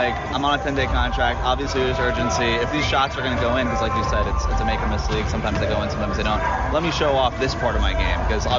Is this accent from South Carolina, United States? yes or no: no; Miami, Florida, United States; I grew up in Miami.